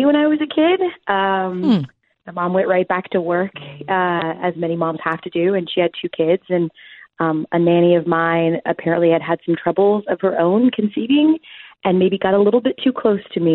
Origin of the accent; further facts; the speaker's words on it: Marietta, Georgia, United States; also born or lived in Jacksonville, Florida; I was born and raised in Marietta, Georgia, and then we moved to Jacksonville, Florida for my middle school years, and then we moved back to Georgia for my high school years